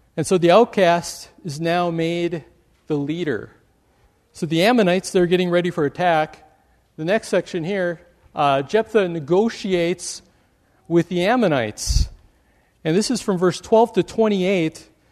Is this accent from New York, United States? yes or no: no; Wisconsin, United States; now in Michigan, United States; I grew up in Wisconsin